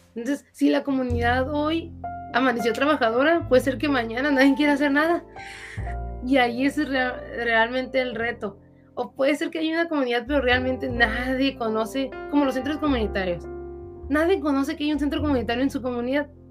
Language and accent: Spanish; Mexico; somos el futuro de México